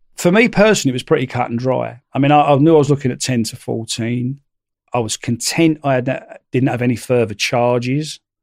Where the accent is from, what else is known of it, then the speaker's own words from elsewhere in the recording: London, United Kingdom; being a Londoner, you know, being a Cockney